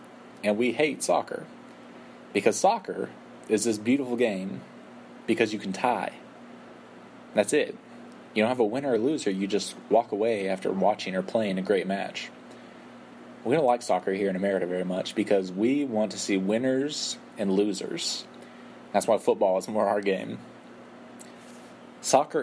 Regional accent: West Texas, United States; where I'm from in West Texas and where we're from in southern Wales, my family

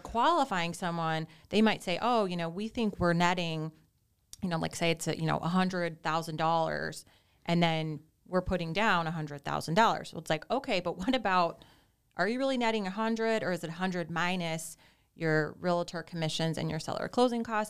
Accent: suburbs of Chicago, Illinois, United States; moved away as an adult; now in Naples, United States; I'm originally from Illinois. I grew up in the suburbs of Chicago

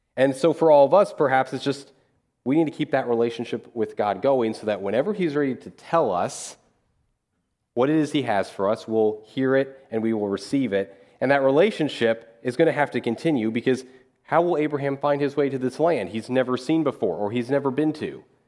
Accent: Dodge City, Kansas, United States; moved away as an adult; also born or lived in Missouri / Louisville; I'm from Dodge City, Kansas

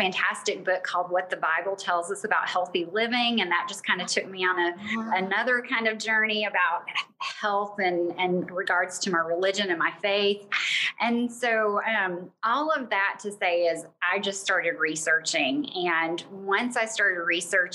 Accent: Bossier City, Louisiana, United States; moved away as an adult; also born or lived in Ruston, Louisiana / Florida / Georgia; I grew up in Louisiana. My dad was military. We were stationed at Barksdale, graduated from Bossier High

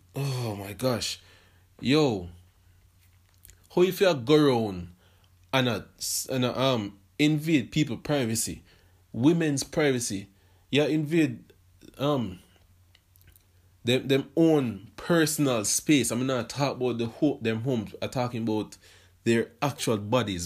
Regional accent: Portmore, Saint Catherine, Jamaica; I was born, and then I was raised in Portmore, Jamaica

